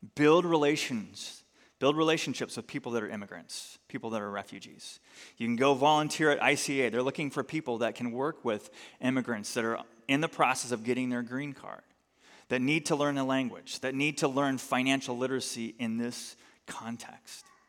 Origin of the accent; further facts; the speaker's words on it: United States; as American Christians